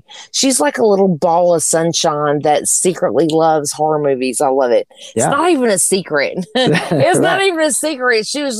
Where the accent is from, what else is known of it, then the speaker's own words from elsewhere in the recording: Antioch, United States; I'm from Antioch.